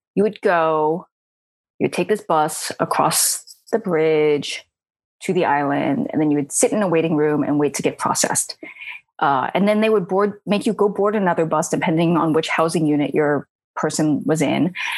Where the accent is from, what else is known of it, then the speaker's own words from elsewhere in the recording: New York City, New York, United States; I grew up in Queens, one of the five boroughs of New York.